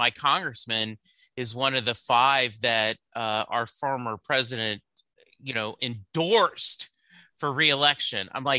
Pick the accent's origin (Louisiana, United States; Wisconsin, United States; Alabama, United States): Louisiana, United States; now in Dallas, United States; we grew up in Louisiana, but we moved to Texas in 86. You know, I live in Dallas. I'm proud to be from Texas